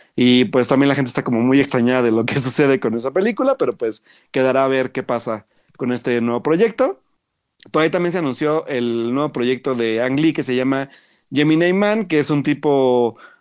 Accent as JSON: {"language": "Spanish", "country": "Mexico", "said": "como buenos mexicanos curiosos"}